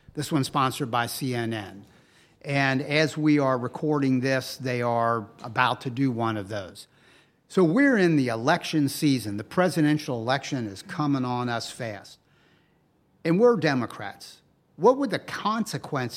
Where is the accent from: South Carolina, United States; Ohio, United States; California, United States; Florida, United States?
Ohio, United States; Cincinnati; I'm growing up in Cincinnati.